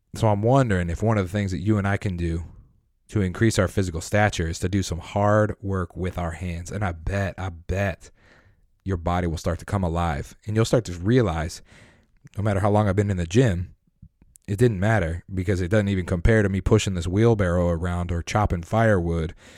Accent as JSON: {"language": "English", "region": "Colorado", "country": "United States", "tie": "born or raised there", "said": "I'm from Colorado, grew up in Colorado"}